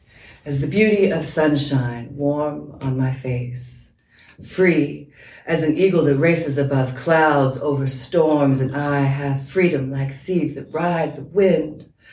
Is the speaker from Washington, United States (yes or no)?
yes; Washington, United States; I have this deep belief that that started growing up on Fort Lewis, actually. I was a military brat.